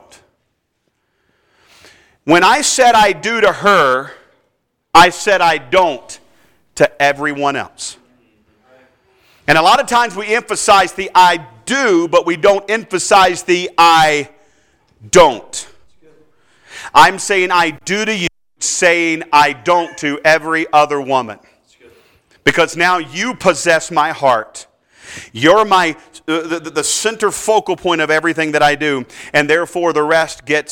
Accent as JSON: {"language": "English", "town": "Durham", "region": "North Carolina", "country": "United States", "tie": "born or raised there", "said": "I was born and raised in Durham, North Carolina"}